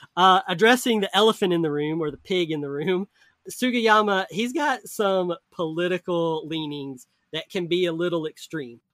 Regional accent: the South, United States; I grew up in the South

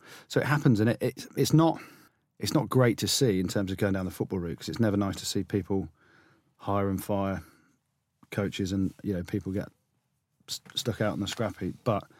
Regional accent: Coventry, West Midlands, United Kingdom; Yeah, oh, I'm from Coventry.

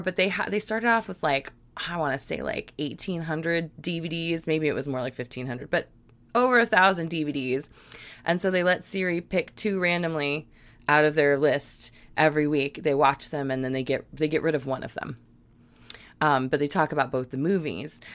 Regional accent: Virginia, United States; I grew up in Virginia

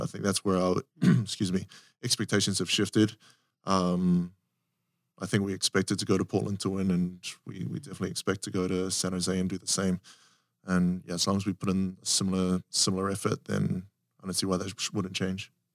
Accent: New Zealand; moved away as an adult; also born or lived in South Africa; growing up in New Zealand

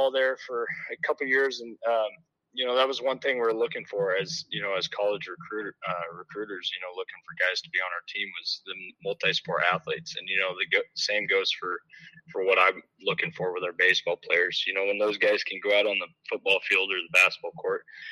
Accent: Mid-Prairie, Iowa, United States; came back to my hometown here. I graduated from Mid Prairie

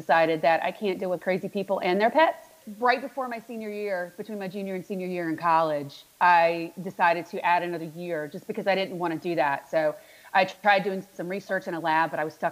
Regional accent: North Carolina, United States; accent: Southern; moved away as an adult; now in Annapolis, United States; I grew up in North Carolina.

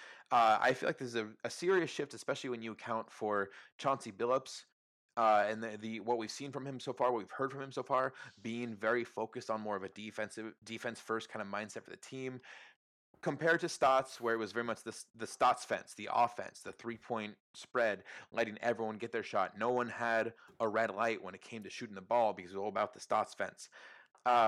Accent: Portland, Oregon, United States; also born or lived in California / Phoenix; My family moved from California to Portland in the early 90s

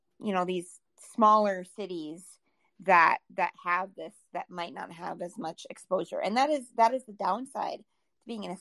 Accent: South Dakota, United States; So every time I say I'm from South Dakota, you get that person that's like, oh, you must go to Mount Rushmore a lot. No, Mount Rushmore is 8 hours from me.

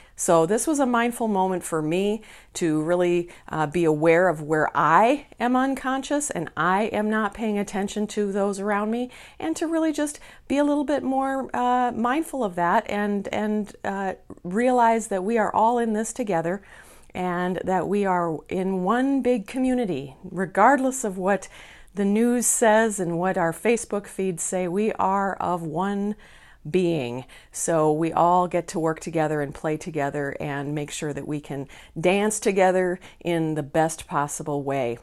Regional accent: Minneapolis, Minnesota, United States; here in Minneapolis, my hometown

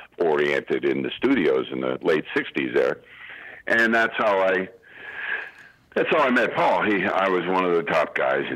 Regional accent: the Poconos, Pennsylvania, United States; moved away; also born or lived in New York; I grew up in the Poconos of Pennsylvania

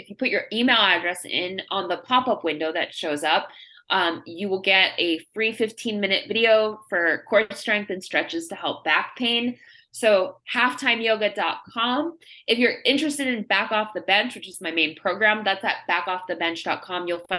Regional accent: United States; So as an American, that was a really cool experience.

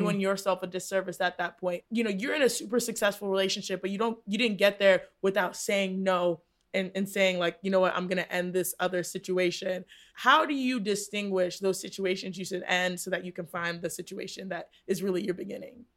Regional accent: Texas, United States; I grew up in Texas, and so it was a part of our culture growing up

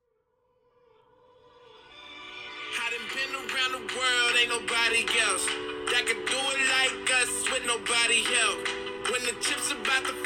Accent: Buffalo, New York, United States; I'm from Buffalo

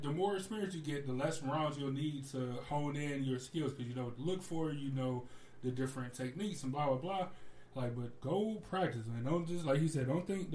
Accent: United States; I'm American

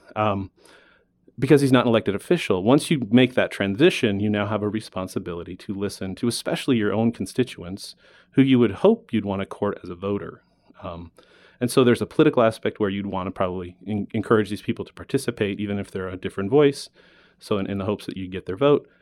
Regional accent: Alaska, United States; now in Arizona, United States; I was born in Alaska. I moved to Arizona after years of vacationing here with my snowbird grandparents. Um, growing up in Alaska

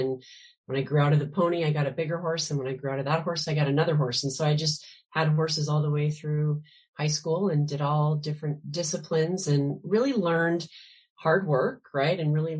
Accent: Spokane, Washington, United States; now in Seattle, United States; I am actually from Spokane, Washington. Okay. That's where I grew up. Yep. And I live in Seattle now, but I grew up on a little farm in Spokane and was a very lucky kid.

